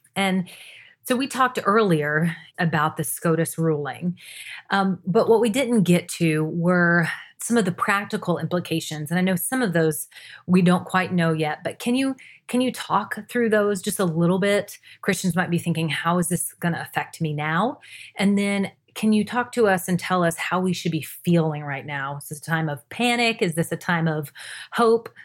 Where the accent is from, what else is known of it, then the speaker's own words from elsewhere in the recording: Jacksonville, Florida, United States; now in Washington, D.C., United States; my hometown of Jacksonville, Florida